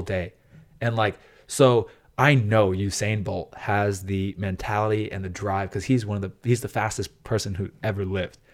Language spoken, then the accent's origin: English; United States; my deep, like, heart as an American